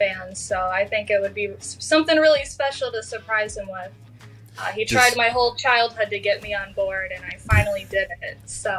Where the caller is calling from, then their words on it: Wyandotte, Michigan, United States; Yeah, I'm in Wyandotte. If you're from Detroit, if I said I was from Detroit, that would be a big crime.